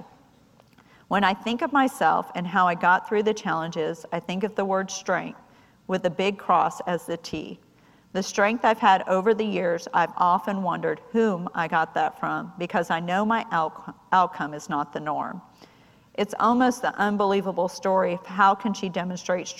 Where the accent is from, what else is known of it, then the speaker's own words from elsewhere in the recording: San Diego, California, United States; me growing up in San Diego